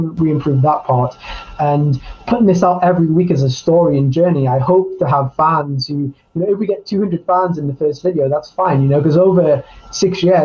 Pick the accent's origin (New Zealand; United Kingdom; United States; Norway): United Kingdom; Newcastle upon Tyne, North East England; moved away as an adult; also born or lived in Budapest / Spain; now in London, United Kingdom; one of the places I haven't lived in my adult life is my hometown, Newcastle